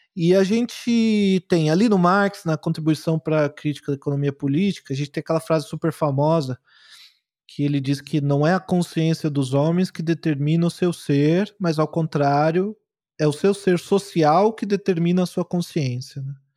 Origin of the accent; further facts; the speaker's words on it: Guarulhos, São Paulo, Brazil; eu fui criado em Guarulhos, lá em São Paulo, sou um cara da periferia